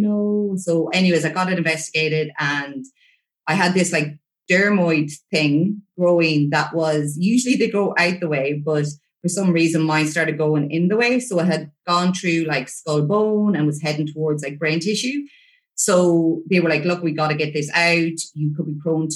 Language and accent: English; Ireland; growing up in Ireland